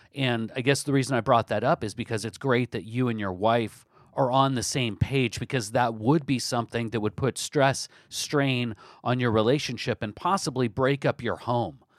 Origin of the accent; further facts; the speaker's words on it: Olympia, Washington, United States; my hometown, Olympia, Washington